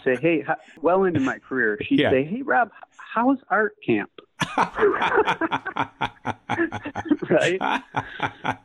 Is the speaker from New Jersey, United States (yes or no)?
no; Detroit, Michigan, United States; also born or lived in Pontiac, Michigan; Basically, Detroit's my hometown. I was born in just north of Detroit in Pontiac